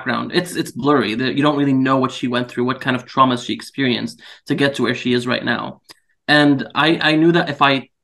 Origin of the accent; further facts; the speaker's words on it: Syria; moved away; I'm from Syria, and unfortunately I've had to live through, you know, several years of the war there.